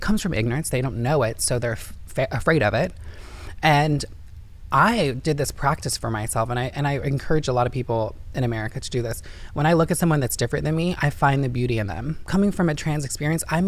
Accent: Indiana, United States; now in California, United States; I'm from Indiana, and I grew up with all white people.

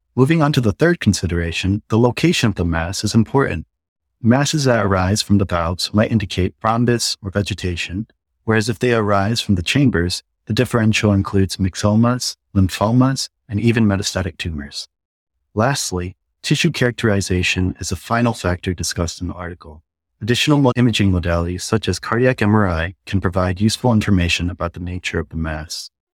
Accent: Ann Arbor, Michigan, United States; moved away; I'm a Korean American that grew up in Ann Arbor, Michigan.

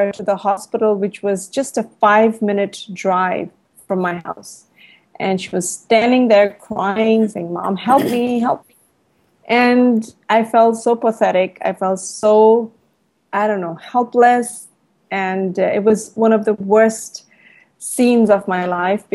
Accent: India; now in Thailand; I'm an Indian. I live in Thailand

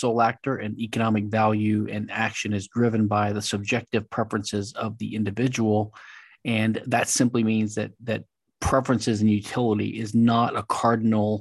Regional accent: Louisiana, United States; now in Houston, United States; I'm from Louisiana. I live in Texas, Houston

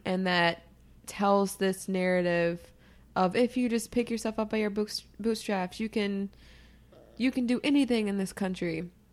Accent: United States; being an American, being African American, being a woman

